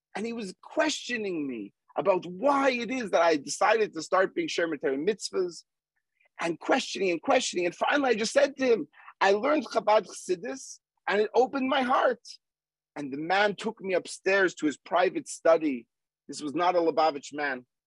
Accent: Montreal, Quebec, Canada; moved away; also born or lived in Manhattan, New York; growing up in Montreal and living for several years in Manhattan

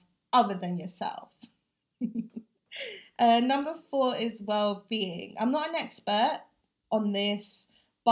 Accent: London, United Kingdom; also born or lived in Philippines; growing up with two different cultures, the challenges and the triumphs being a British Filipino can face, and how I want to change the way we can do things as the first or the second generation of Filipinos living here in London

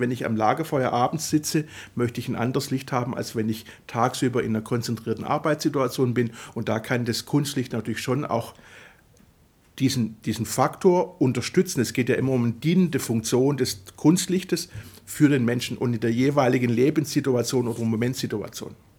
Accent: Swabia, Germany; also born or lived in Italy; weil es als Schwabe schwierig ist auszusprechen, als italienischer Schwabe

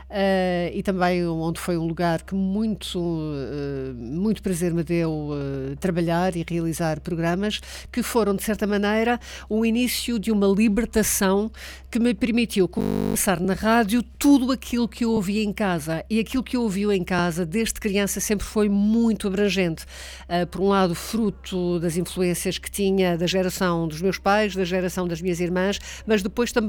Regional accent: Angola; pois eu também sou de Angola

